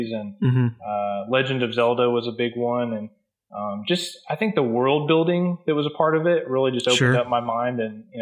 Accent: Hobe Sound, Florida, United States; now in Jacksonville, United States; I grew up in Hope Sound, Florida

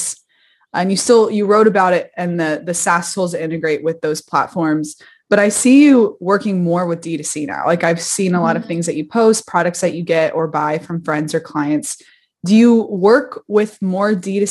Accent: Kentucky, United States; I was from Kentucky.

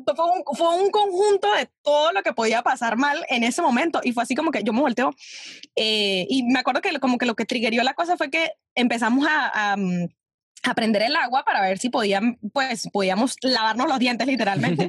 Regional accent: Venezuela; moved away as an adult; now in New York, United States; uno como venezolano

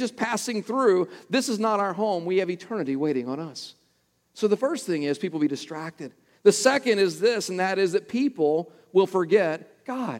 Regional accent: Texas, United States; close to my hometown in Texas

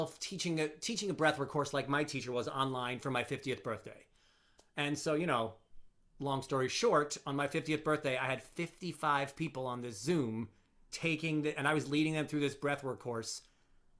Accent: Long Island, New York, United States; now in New Jersey, United States; I'm from Long Island

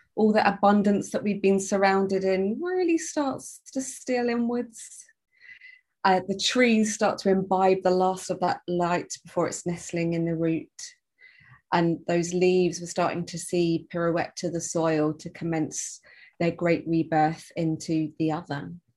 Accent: London, United Kingdom; from London, living in London, uh, a blend of English and Jamaican

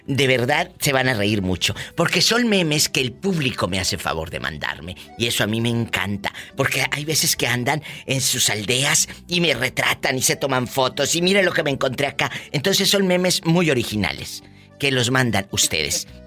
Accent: Guadalajara, Jalisco, Mexico; De Guadalajara.

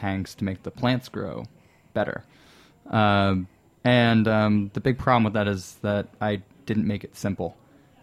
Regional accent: New Jersey, United States; moved away as an adult; now in New York City, United States; New Jersey, I didn't go too far

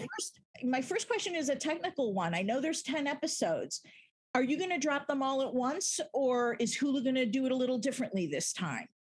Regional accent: Chicago, Illinois, United States; I grew up in Chicago

